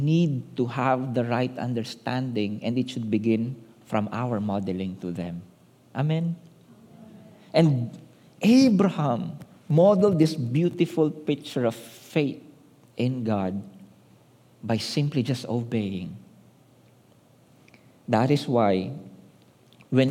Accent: Manila, Metro Manila, Philippines; We grew up in Manila

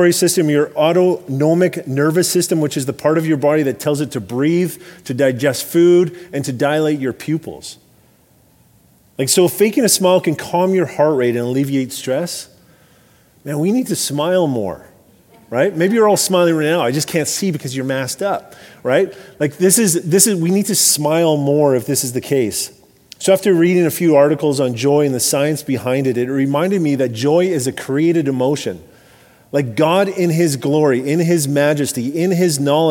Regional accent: Alberta, Canada; I grew up in Alberta

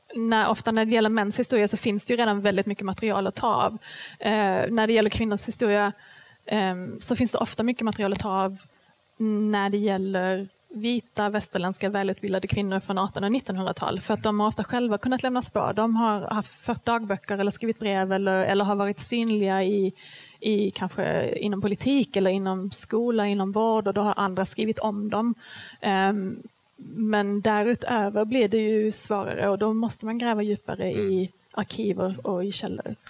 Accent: Skåne, Sweden; jag kommer ju från Skåne

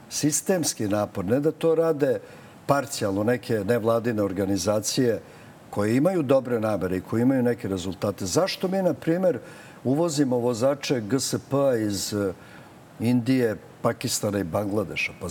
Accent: Belgrade, Serbia; Ja sam odrastao na Ceraku, to je predgrađe Beograda.

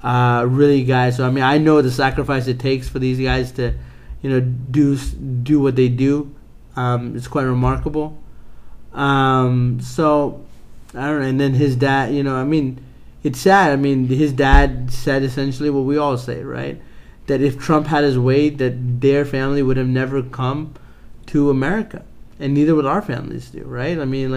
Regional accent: United Kingdom; Because I'm British.

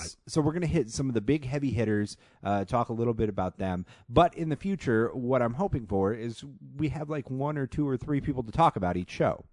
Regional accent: St. Louis, Missouri, United States; moved away as an adult; now in Phoenix, United States; I'm originally from Saint Louis, been here for about two and a half weeks

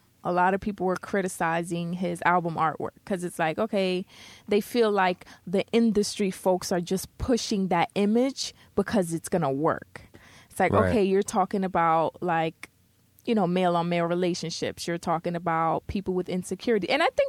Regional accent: New York City, New York, United States; You know, I'm from the Bronx.

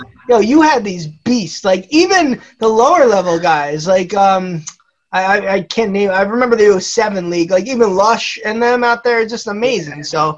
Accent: New Jersey, United States

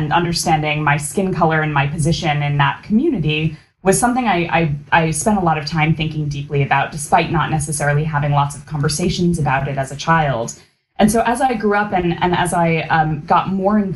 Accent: United States; a daughter of Indian immigrants growing up in America

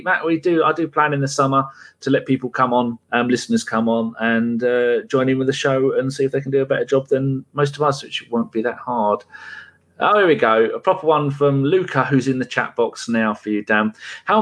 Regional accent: England, United Kingdom; I'm English, born in England, 100% English

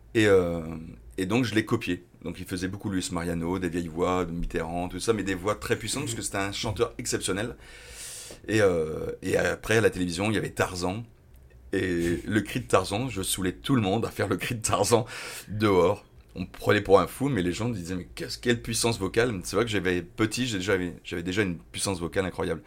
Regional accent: Dunkirk, Hauts-de-France, France; also born or lived in Lille; je suis de Dunkerque

